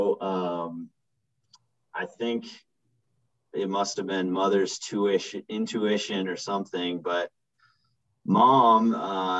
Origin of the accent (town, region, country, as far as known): Vermont, United States; born or raised there; moved away as an adult; also born or lived in Utah / Los Angeles